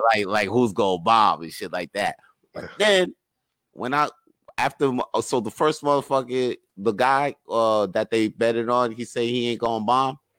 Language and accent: English; New York, United States; I'm from New York